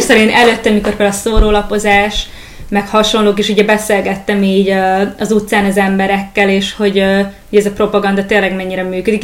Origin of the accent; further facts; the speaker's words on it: Hungary; now in Budapest, Hungary; ide költöztem, én, én egyébként vidéki vagyok